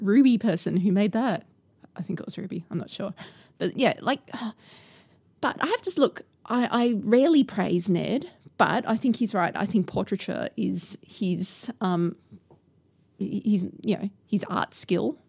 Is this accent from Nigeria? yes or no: no; Australia; speaking as an Australian podcaster who podcasts weekly about neighbours